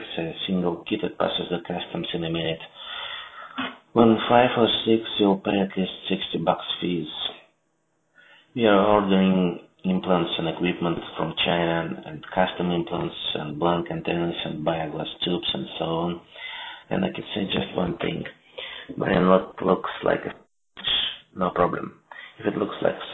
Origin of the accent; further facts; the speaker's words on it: Novosibirsk, Novosibirsk Oblast, Russia; English is a second language; I'm from Novosibirsk in Russia, Siberia is more precisely.